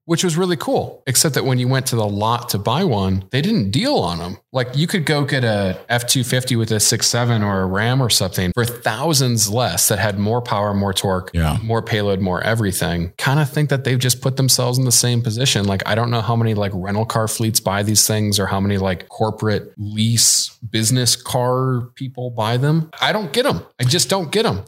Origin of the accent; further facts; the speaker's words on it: Midwest, United States; I'm from the Midwest.